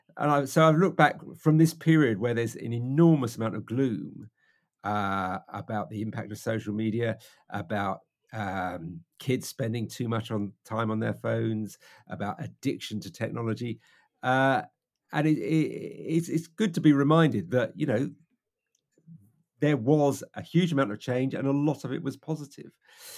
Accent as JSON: {"language": "English", "country": "United Kingdom", "said": "We're British."}